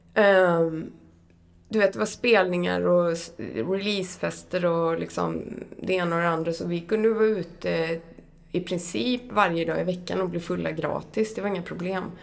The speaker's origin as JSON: {"language": "Swedish", "town": "Borås", "region": "Västra Götaland", "country": "Sweden", "tie": "born or raised there", "said": "jag växte upp i Brämhult utanför Brås"}